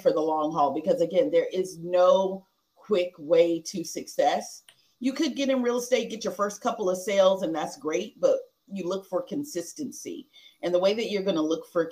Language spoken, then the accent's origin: English; Texas, United States; we're from Texas, so we're country